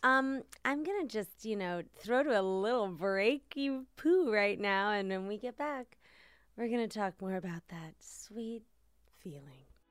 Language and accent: English; Washington, District of Columbia, United States; I grew up in Washington, D C.